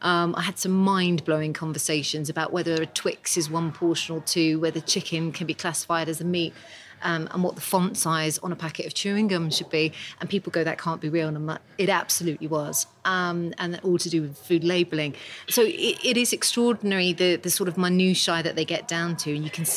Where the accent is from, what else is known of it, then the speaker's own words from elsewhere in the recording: United Kingdom; Oh, we are so British about it, because we follow everything to the letter.